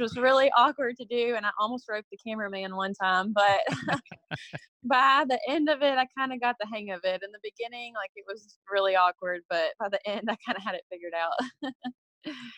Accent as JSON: {"language": "English", "area": "Hampshire", "region": "Texas", "country": "United States", "tie": "born or raised there", "said": "I was born and raised in Hampshire, Texas"}